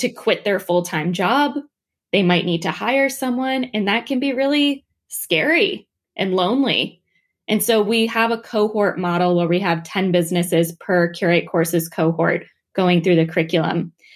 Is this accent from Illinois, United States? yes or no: no; New Jersey, United States; moved away as an adult; also born or lived in Washington, D.C.; I'm from New Jersey. I'm from a small farm town